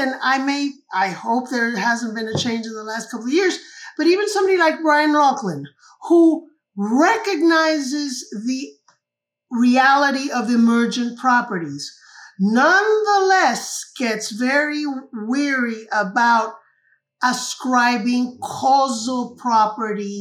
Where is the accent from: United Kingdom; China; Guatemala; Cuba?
Cuba; I was born and raised in Cuba